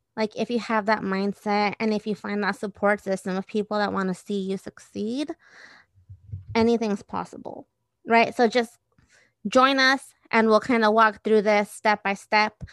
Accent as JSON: {"language": "English", "town": "Redwood City", "region": "California", "country": "United States", "tie": "born or raised there", "also_born_or_lived": "Guadalajara, Jalisco, Mexico / San Mateo", "said": "I grew up in the peninsula. So I did a lot of my first schooling in San Mateo and Redwood City."}